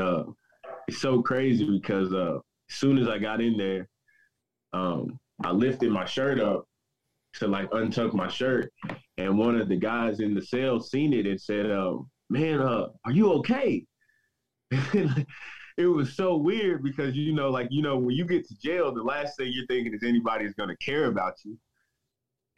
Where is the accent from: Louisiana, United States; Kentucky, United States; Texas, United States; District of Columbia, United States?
Kentucky, United States; Southern; I grew up in Southern Kentucky